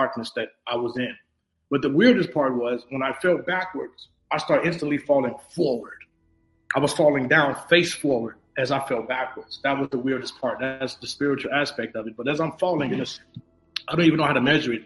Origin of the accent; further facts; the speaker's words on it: Chicago, Illinois, United States; I'm originally from Chicago, Illinois